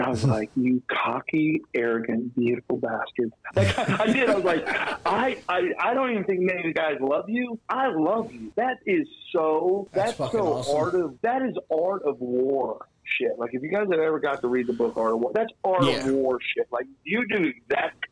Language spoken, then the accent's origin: English; Oklahoma, United States; accent: southern twang; moved away as an adult; also born or lived in Atlanta; I'm from Oklahoma. I've lived in Atlanta for a while, but I still feel that I still had a little bit of a southern twang when I speak